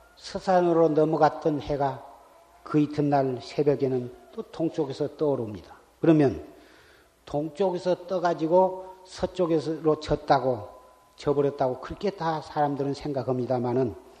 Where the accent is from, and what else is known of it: South Korea